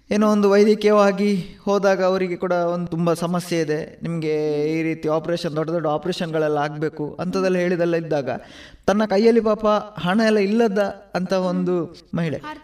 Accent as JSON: {"language": "Kannada", "region": "Tulu Nadu", "country": "India", "said": "ನಾವು ತುಳುವರು"}